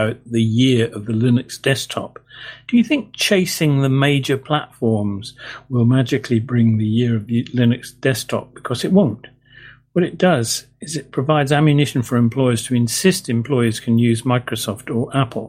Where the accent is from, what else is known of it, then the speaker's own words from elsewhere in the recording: England, United Kingdom; being an Englishman